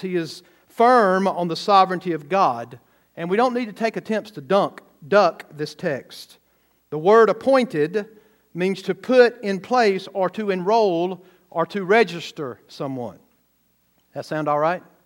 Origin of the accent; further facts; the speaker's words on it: the South, United States; now in Missouri, United States; I grew up in the South